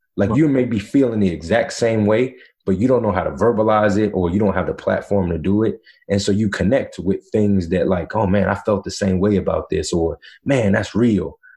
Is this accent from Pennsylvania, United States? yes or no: no; Virginia, United States; also born or lived in North Carolina; I went to high school, middle school in Virginia